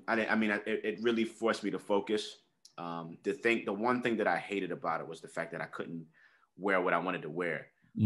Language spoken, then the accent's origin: English; New York City, New York, United States; I grew up in the Bronx. I'm from 169th and Washington Avenue, the 9, a hood.